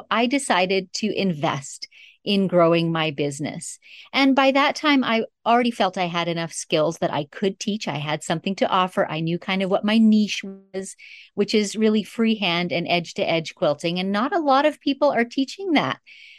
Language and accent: English; Northern Canada, Canada; But I grew up in Northern Canada. And my parents were honestly pioneers.